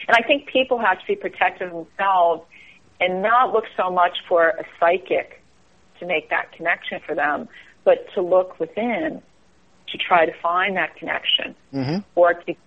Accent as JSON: {"language": "English", "region": "East Coast", "country": "United States", "moved": "yes", "lives_now": "Northern California, United States", "said": "I'm from the East Coast, so even though I live out here, I'll always be from the East Coast"}